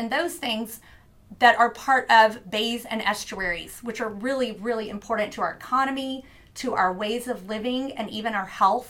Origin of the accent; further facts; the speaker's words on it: Louisiana, United States; born there; also born or lived in New Orleans / Mobile, Alabama; now in Corpus Christi, United States; I was born in Plaquemines Parish, Louisiana, lived in New Orleans, lived in Mobile, Alabama, some inland places as well, but most of it has been spending my life on the Gulf Coast.